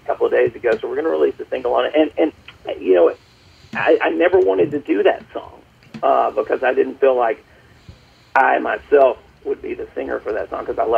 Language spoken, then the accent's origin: English; Birmingham, Alabama, United States; I'm originally from Birmingham, Alabama.